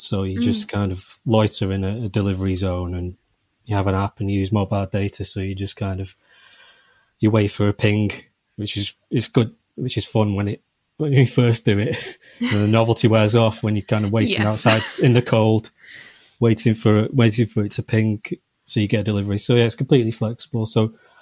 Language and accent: English; Manchester, North West England, United Kingdom; I'm from Manchester